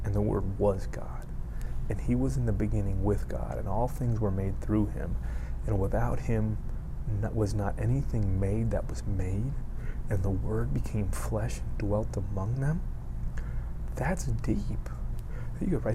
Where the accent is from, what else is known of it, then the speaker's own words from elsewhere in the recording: Miami, Florida, United States; I grew up in Miami.